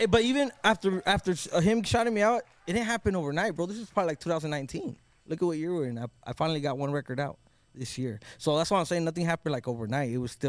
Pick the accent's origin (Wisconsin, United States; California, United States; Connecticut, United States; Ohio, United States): California, United States; Oxnard; I'm from Oxnard, bro.